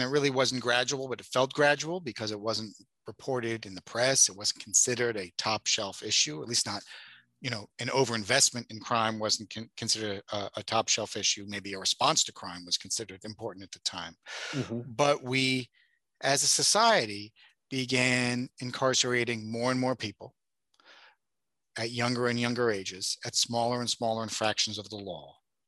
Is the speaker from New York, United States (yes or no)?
yes; New York City, New York, United States; I was growing up in New York City in the 1980s, mostly the 1990s